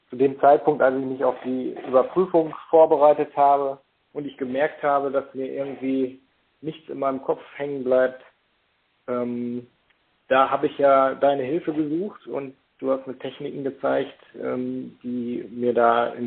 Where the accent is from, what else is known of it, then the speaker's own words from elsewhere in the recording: Paderborn, North Rhine-Westphalia, Germany; ich komme aus Paderborn.